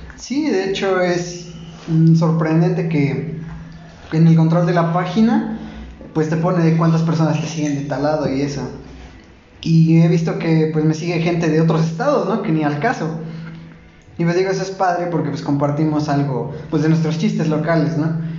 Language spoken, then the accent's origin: Spanish; Tulancingo, Hidalgo, Mexico; cuando vivimos aquí en Tulancingo, pues decimos, no, pues es que es una ciudad